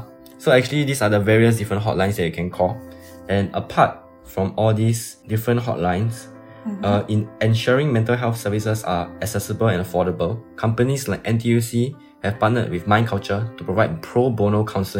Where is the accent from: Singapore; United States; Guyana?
Singapore